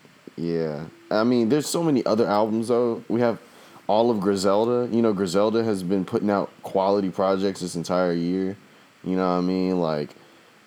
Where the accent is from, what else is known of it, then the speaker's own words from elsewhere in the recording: the South, United States; I'm from the South